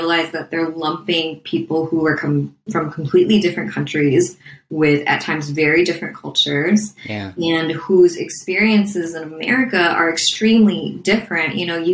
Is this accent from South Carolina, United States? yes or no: no; Minnesota, United States; also born or lived in refugee camp (birthplace); when I was growing up in Minnesota